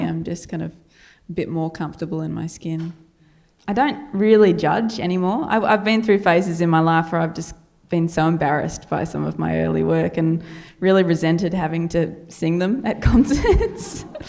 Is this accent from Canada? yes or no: no; Australia; accent: Australian, ocker; my Australian accent